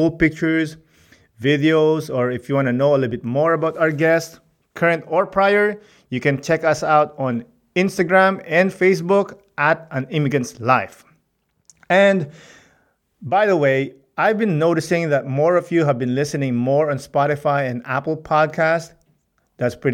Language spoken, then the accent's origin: English; Philippines; But I'm Filipino